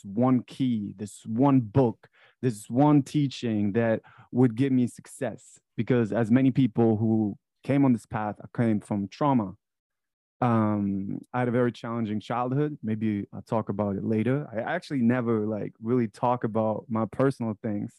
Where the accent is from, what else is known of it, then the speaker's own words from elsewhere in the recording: Frankfurt, Hesse, Germany; moved away as an adult; now in United States; I was born in Frankfurt, Germany. That's where I grew up.